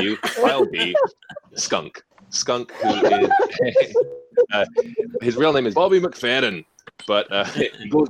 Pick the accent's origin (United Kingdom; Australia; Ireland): Ireland; I'm Irish